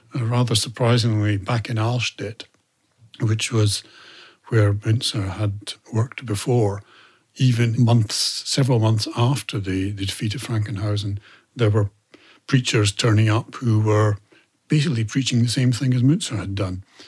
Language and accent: English; Scotland, United Kingdom; I say England as a Scot